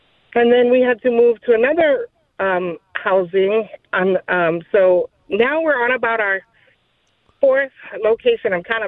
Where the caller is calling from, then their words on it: Lahaina, Hawaii, United States; I am calling from Lahaina, Maui, Hawaii.